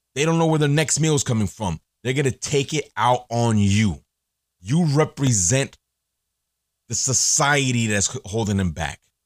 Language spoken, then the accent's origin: English; Elizabeth, New Jersey, United States; growing up in Elizabeth, growing up in Jersey